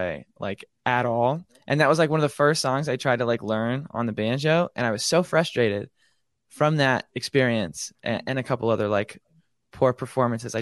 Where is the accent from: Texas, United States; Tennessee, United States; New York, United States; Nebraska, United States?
Nebraska, United States; Omaha; also born or lived in Lincoln, Nebraska; I'm from Omaha, Nebraska, originally born and raised